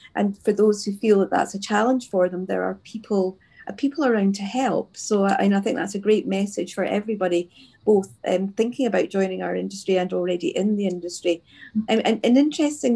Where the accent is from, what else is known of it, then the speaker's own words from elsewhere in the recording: Scotland, United Kingdom; accent: Scottish; I quite like my Scottish accent